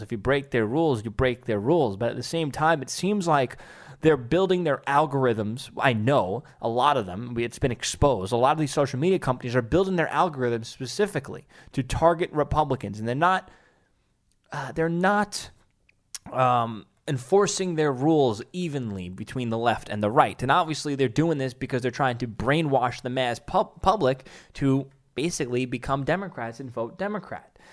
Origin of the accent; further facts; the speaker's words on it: New York City, New York, United States; my hometown, Staten Island, New York